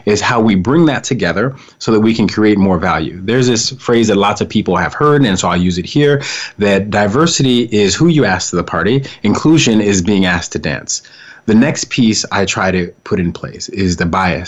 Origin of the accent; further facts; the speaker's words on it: Colorado, United States; I was raised in Colorado